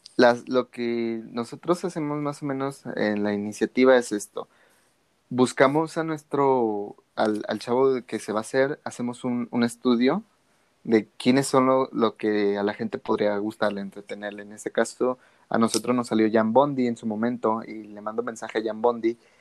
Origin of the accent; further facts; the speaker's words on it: Guadalajara, Jalisco, Mexico; aquí en Guadalajara, de donde yo soy